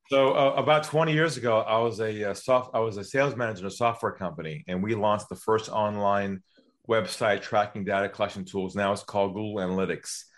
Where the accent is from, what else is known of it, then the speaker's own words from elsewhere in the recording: San Diego, California, United States; moved away as an adult; now in Sydney, Australia; I'm from California originally, from San Diego